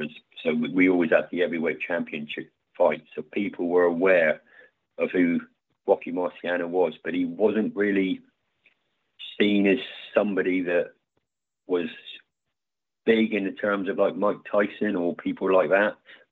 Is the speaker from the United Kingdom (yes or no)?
yes; England, United Kingdom; I'm from Scottish heritage, so I'm an English guy with Scottish background.